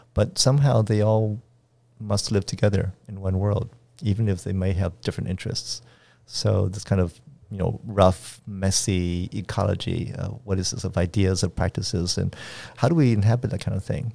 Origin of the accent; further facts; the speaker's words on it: Washington, District of Columbia, United States; moved away; also born or lived in Arizona / Montreal; I was born in Washington, D C